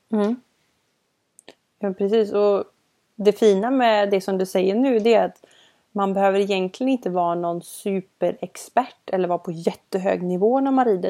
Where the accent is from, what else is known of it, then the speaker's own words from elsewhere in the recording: Gothenburg, Västra Götaland, Sweden; både du och jag är ju från Göteborg